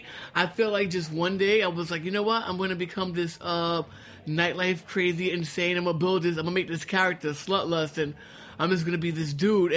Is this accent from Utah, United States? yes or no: no; New York, United States; also born or lived in Harlem; I grew up on the Lower East Side